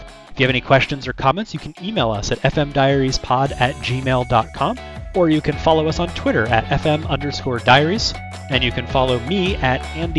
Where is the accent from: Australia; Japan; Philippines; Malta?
Japan; I was born in Japan in 1995. I actually grew up in Japan.